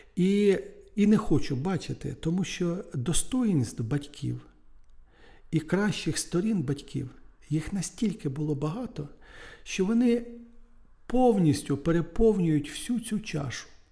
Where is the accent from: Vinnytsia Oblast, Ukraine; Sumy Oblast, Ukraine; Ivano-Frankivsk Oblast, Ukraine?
Sumy Oblast, Ukraine; Nedryhailiv; moved away; в Недригайлові в районному центрі, в колишньому, де звідки я родом, і в Сумах